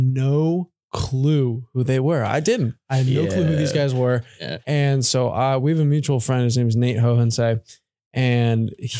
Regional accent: United States; okay, whatever. I'm American. I'm going to say it that way.

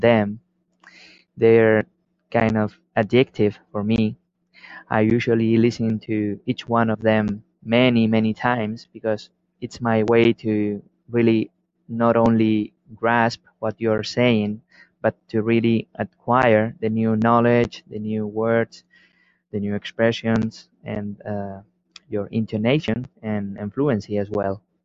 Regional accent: Spain; English is a second language; from Spain

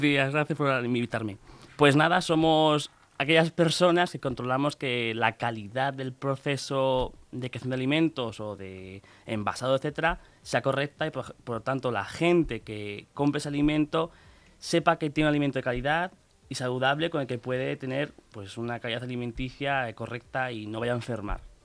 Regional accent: Pinto, Community of Madrid, Spain; vivo allí desde que nací, nací en Pinto y sigo allí

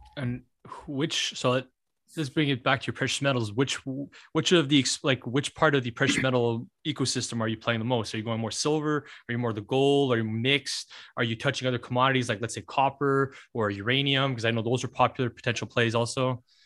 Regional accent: Canada; being a Canadian

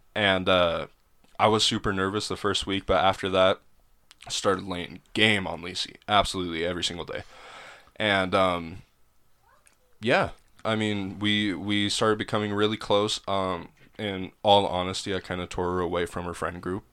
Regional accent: Helena, Montana, United States; moved away; Helena, Montana

